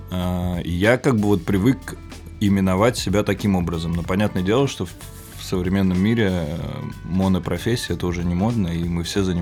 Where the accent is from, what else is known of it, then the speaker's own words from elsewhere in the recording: Moscow, Russia; 30 лет, родился и вырос в Москве.